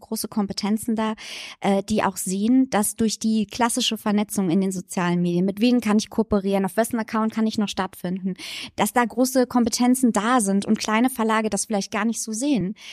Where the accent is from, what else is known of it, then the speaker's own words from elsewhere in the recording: Saarland, Germany; als Saarländerin